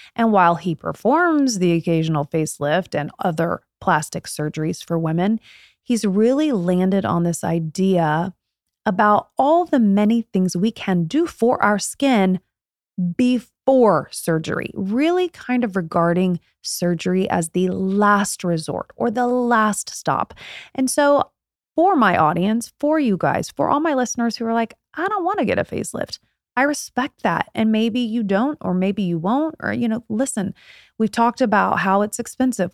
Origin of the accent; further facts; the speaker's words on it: Indiana, United States; I'm from Indiana, born and raised